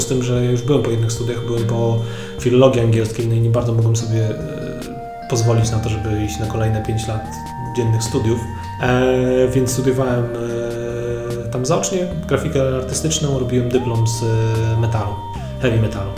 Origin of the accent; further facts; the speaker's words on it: Warmian-Masurian Voivodeship, Poland; ja pochodzę z Mazur, z takiej niezbyt dużej miejscowości